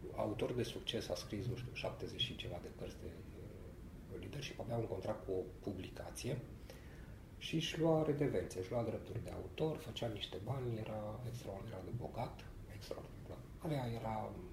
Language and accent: Romanian; Romania; also born or lived in Sibiu; now in Bucharest, Romania; în primul și în primul rând suntem români și în al doilea rând suntem corporatiști